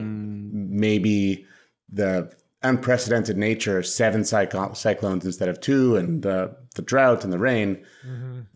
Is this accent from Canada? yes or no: yes; Canada; As a Canadian raised in a socialist government